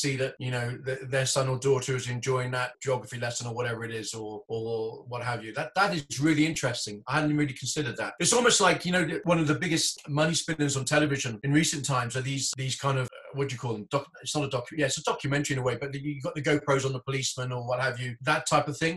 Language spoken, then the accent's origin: English; Hong Kong; moved away; I grew up in Hong Kong